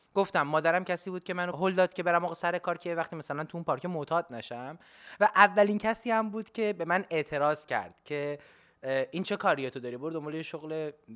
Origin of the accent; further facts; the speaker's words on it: Tehran, Tehran Province, Iran; moved away as an adult; also born or lived in Kashan; now in United States; زندگیم توی شهر تهران گذشته بخش عمدهش یعنی همش در حقیقت تا زمانی که مهاجرت کردم و از ایران خارج شدم